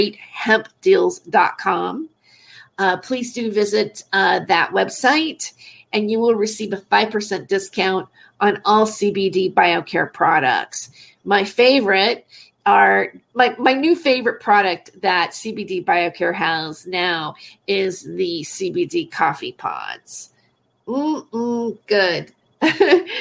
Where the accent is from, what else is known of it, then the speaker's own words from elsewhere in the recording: California, United States; I'm a Californian.